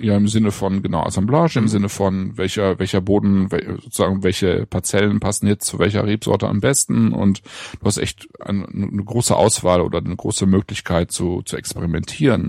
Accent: Germany; bei uns in Deutschland

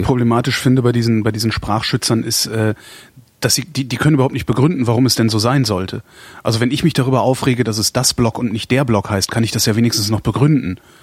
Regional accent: Cologne, North Rhine-Westphalia, Germany; moved away; meiner Heimatstadt immer zu halten. Ich finde Köln unglaublich lebenswert

